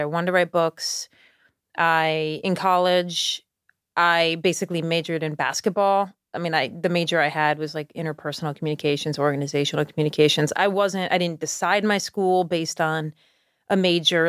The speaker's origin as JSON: {"language": "English", "town": "Schenectady", "region": "New York", "country": "United States", "tie": "born or raised there", "moved": "yes", "lives_now": "Charleston, United States", "said": "I grew up in Schenectady"}